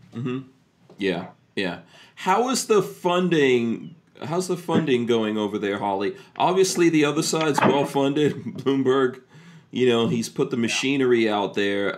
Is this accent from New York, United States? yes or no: yes; New York, United States; also born or lived in New Jersey; now in Florida, United States; I grew up in New York